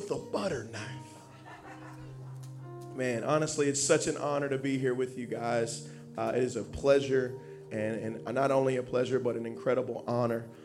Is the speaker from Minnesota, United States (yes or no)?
no; Dallas, Texas, United States; now in Sterling Heights, United States; I'm not from here. You know, I'm from originally from Dallas, Texas, and uh, you know, I went to Indiana Bible College and um, ended up moving to Sterling Heights, Michigan, where me and my wife have been there for the past five years.